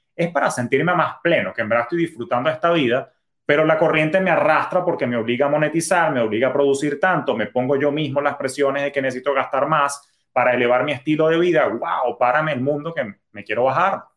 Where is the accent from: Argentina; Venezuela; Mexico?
Venezuela; now in United States; yo soy de origen venezolano